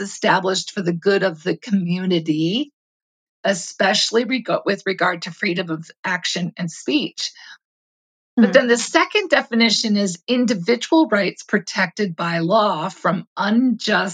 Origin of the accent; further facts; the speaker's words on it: United States; As an American, you know, I grew up really understanding that civil liberties were part of what set us apart